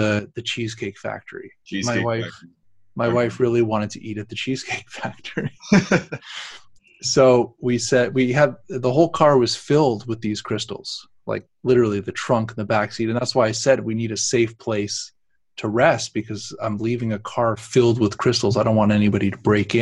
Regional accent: Canada; we're Canadians

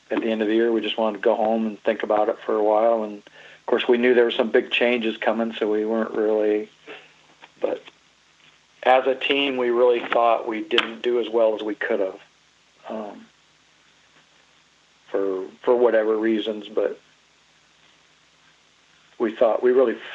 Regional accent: Iowa, United States; We're from Iowa

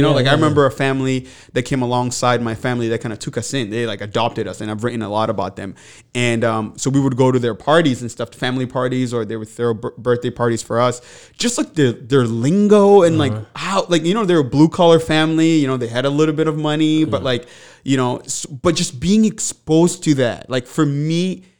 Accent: DR Congo; English is a second language; now in Manchester; I grew up in the Congo, and my father was assassinated. And in result of that, my family and I, we ended up at a refugee camp, and then we resettled to Manchester.

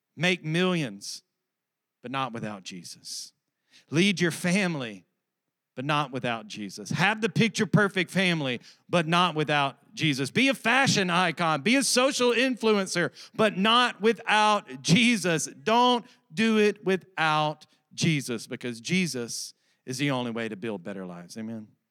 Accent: Alabama, United States; I'm from Alabama.

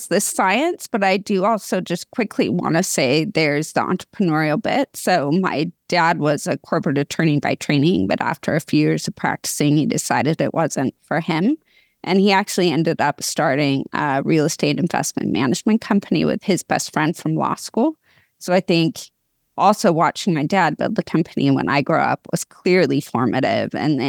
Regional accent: West Coast, United States; also born or lived in Portland / Seattle / Sacramento; So we moved around the West Coast when I was a kid, Portland, Seattle, Sacramento.

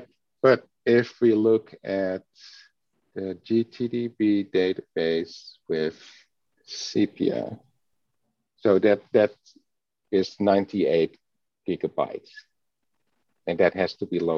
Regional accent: Netherlands; English is a second language; Growing up in the Netherlands.

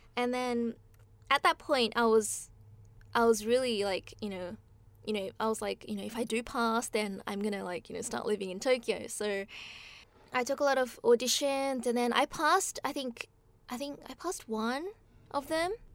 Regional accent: Australia; moved away as an adult; now in Japan; I grew up in Australia, and then, um, I came to Japan when I was eighteen

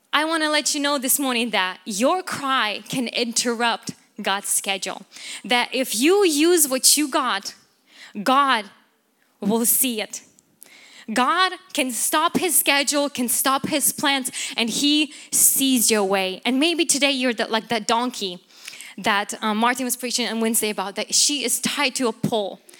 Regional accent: Ukraine; moved away; I come from Ukraine

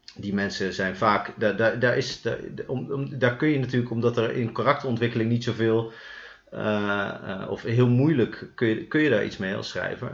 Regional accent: Utrecht, Netherlands; Wij komen allebei uit Utrecht.

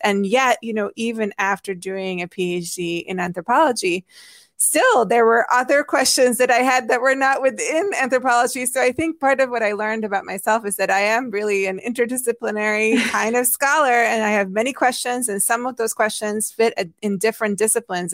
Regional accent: Hungary; English is a second language; moved away; I grew up in Hungary

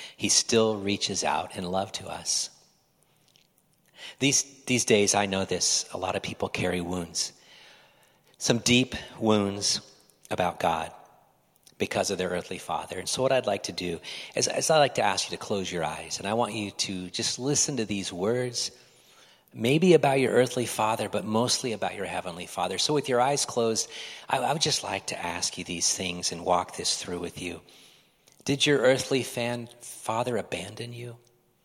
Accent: Midwest, United States; now in Oregon, United States; I was from the Midwest in my early days

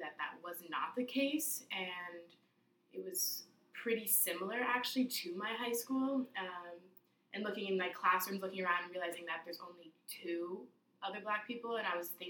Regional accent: upstate New York, United States; I'm from upstate New York

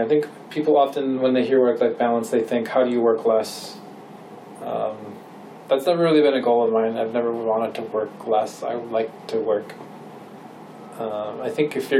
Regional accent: Minnesota, United States; now in California, United States; growing up in Minnesota

